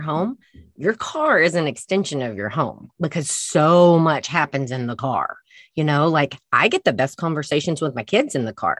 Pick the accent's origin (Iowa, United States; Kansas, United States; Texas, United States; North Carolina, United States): Texas, United States; I'm from Texas.